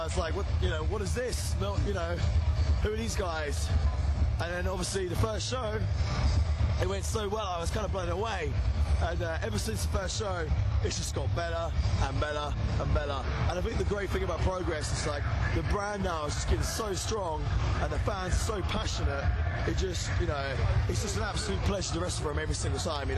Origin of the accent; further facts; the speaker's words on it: Cambridge, East of England, United Kingdom; I'm from Cambridge, England